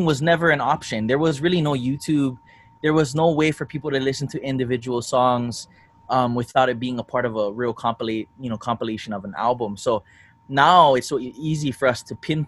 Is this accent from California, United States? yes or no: no; Kauai, Hawaii, United States; also born or lived in Oahu, Hawaii; And I was from Kauai too. So I grew up Oahu, and in Kauai, we lived on this plantation called Pakala.